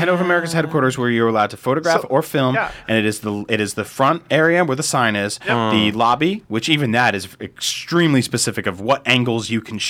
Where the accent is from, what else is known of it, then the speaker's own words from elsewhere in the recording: New Jersey, United States; moved away; I grew up in New Jersey.